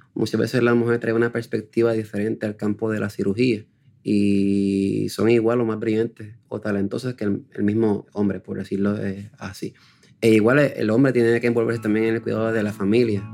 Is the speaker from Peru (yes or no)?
no; Puerto Rico; En Puerto Rico no somos muchos, somos escasamente unos 20.